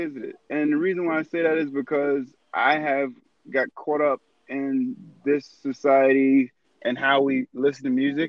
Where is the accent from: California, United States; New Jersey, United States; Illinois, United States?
Illinois, United States; Chicago; fam, I'm from Chicago.